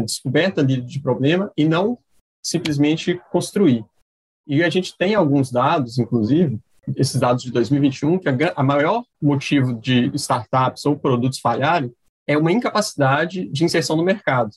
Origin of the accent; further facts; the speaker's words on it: Timóteo, Minas Gerais, Brazil; now in Ceará, Brazil; Sou natural do leste de Minas, de Timóteo, mas atualmente falo aqui do, do Ceará, onde eu moro